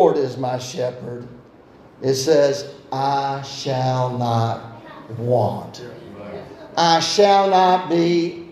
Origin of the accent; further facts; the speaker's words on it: Tybee Island, Georgia, United States; I was raised on Tybee Island, and so the school that I went to was Tybee Elementary School right down there